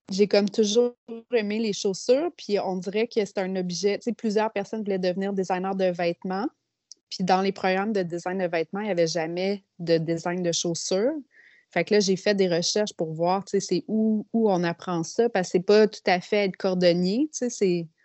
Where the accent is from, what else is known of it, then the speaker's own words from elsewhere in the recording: Quebec City, Quebec, Canada; Ben, en fait, euh, moi, je viens de la ville de Québec.